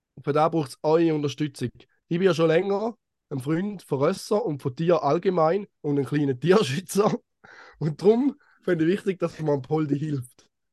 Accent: Eastern Switzerland, Switzerland; aus der Ostschweiz, aus meinem Heimatland.

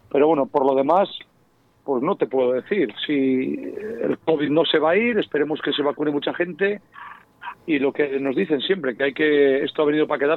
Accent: Spain; nos hemos quitado la capa de, mm, pues de lo que somos siempre los españoles, de ya sabes, que parece que lo de fuera siempre es lo mejor

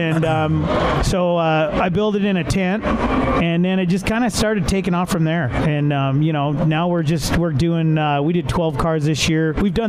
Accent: Las Vegas, Nevada, United States; also born or lived in Montana; I was born in Las Vegas. Then my mom wound up marrying a guy from Montana. So I spent some of my childhood in Montana on, you know, ranch.

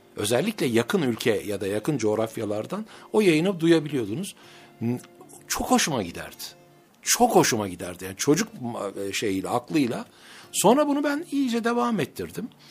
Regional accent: Ankara, Turkey; also born or lived in Mersin; 1964 yılında Ankara'da dünyaya geldim.

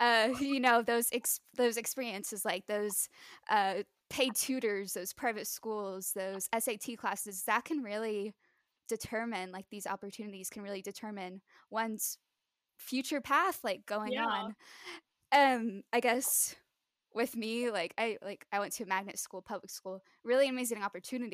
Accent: New Jersey, United States; now in San Antonio, United States; I came from New Jersey growing up from, you know, German immigrant family members. And then I moved to San Antonio, Texas

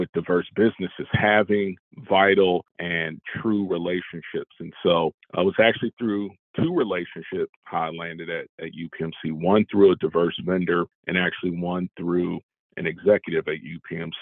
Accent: Toledo, Ohio, United States; moved away as an adult; now in Pittsburgh, United States; my hometown of Toledo, Ohio

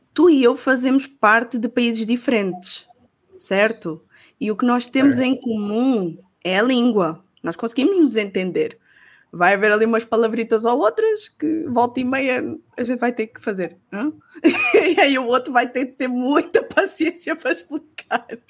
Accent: Portugal

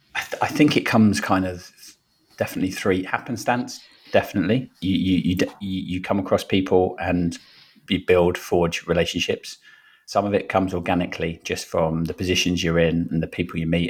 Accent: Brentford, London, United Kingdom; also born or lived in Wimbledon / Fiji; now in Richmond, United Kingdom; grew up in Brentford

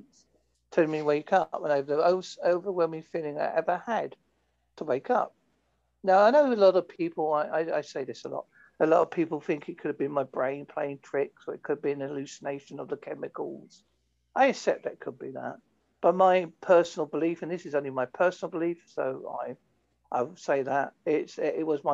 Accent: Essex, East of England, United Kingdom; moved away; I come from Essex originally

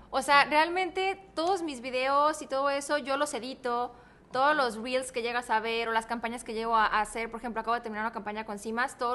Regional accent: Guadalajara, Jalisco, Mexico; yo soy tapatía.

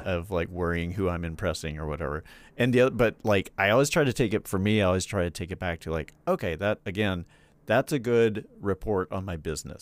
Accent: Charlotte, North Carolina, United States; moved away; I'm from, I'm from North Carolina. I'm from Charlotte

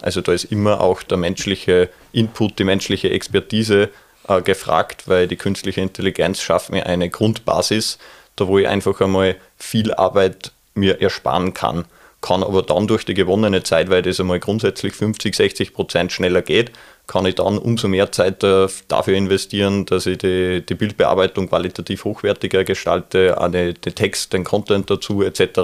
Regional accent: Neustift im Mühlkreis, Upper Austria, Austria; das tiefe Müllviertel, wo ich herkomme aus Neustift

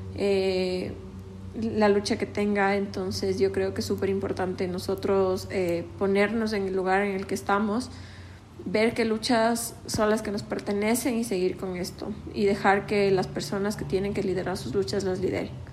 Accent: Ecuador; como jóvenes ecuatorianos

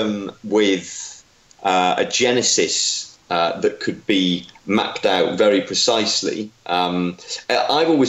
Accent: North Wales, United Kingdom; I grew up in North Wales

